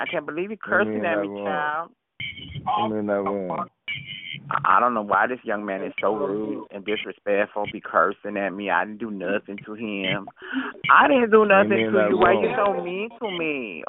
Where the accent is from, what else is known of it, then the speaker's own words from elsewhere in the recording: Honolulu, Hawaii, United States; Yes, honey. I come from Honolulu, Hawaii.